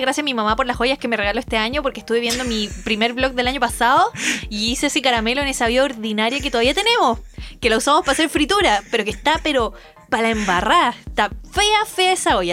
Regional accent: Chile; como buenos chilenos

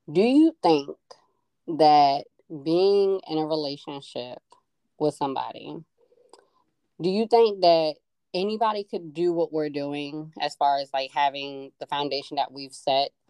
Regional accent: New Jersey, United States; also born or lived in Baltimore; growing up in Jersey as well as in Baltimore, primarily high school, college, etc.

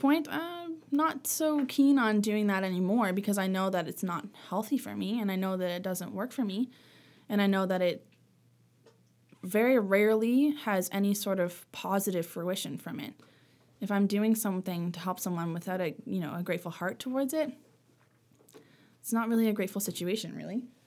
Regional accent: Sackville, Nova Scotia, Canada; also born or lived in Sydney, Cape Breton / Halifax / Lunenburg; I grew up in, mostly in Sackville

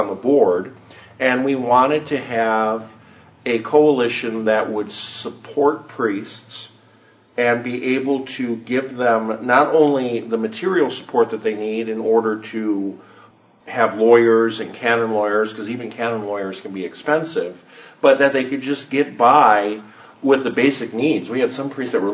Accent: Chicago, Illinois, United States; I'm originally from Chicago

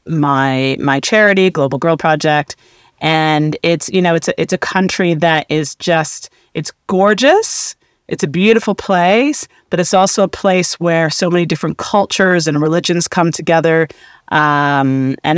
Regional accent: Canada; I'm Canadian. I grew up in a small town, an all-white town

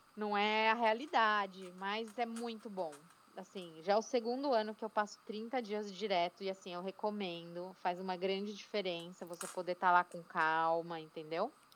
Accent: São Paulo, Brazil; moved away as an adult; now in Atlanta, United States; Eu sou paulistana da Gema, com muito orgulho, de Pinheiros, em São Paulo.

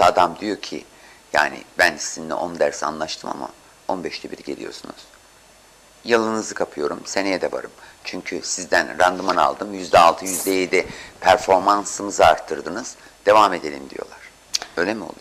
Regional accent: Istanbul, Turkey; ben çocukken Samatyalıyım ben.

